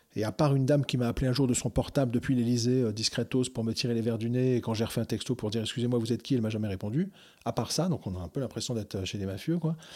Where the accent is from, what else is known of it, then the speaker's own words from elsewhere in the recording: Algeria; moved away; j'ai grandi en Algérie quand j'étais gamin